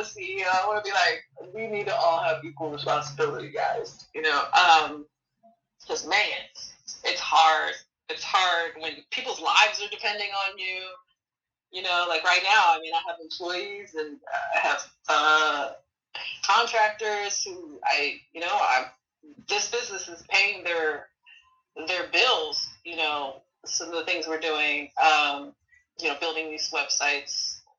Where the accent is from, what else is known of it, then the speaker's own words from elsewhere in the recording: Hawaii, United States; also born or lived in Illinois; Like, I grew up in Hawaii. I grew up in Illinois.